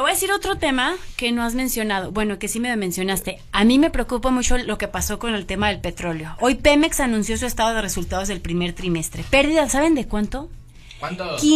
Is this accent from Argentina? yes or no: no; Mexico